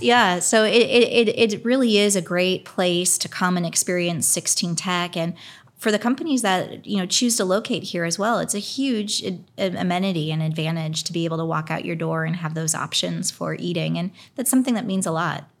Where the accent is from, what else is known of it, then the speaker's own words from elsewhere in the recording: Pennsylvania, United States; now in Indianapolis, United States; I grew up primarily in Pennsylvania. I was born in Indianapolis